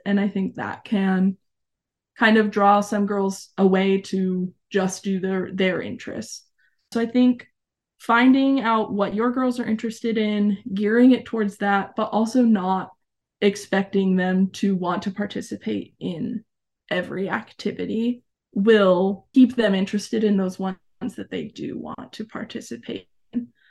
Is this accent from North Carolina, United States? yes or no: no; Arizona, United States; moved away as an adult; also born or lived in New Mexico; I was born and raised in Arizona